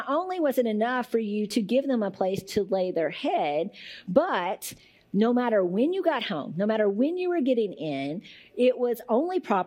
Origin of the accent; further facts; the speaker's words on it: Muhlenberg County, Kentucky, United States; I'm from Muhlenberg County